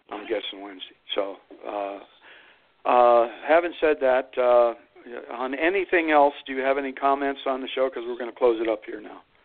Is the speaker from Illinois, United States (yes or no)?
no; Youngstown, Ohio, United States; I'm from the valley. I grew up there in Steel Town